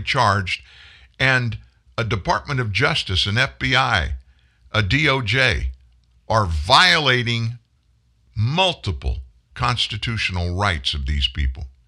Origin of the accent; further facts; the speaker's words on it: the South, United States; I live in the South. I'm from the South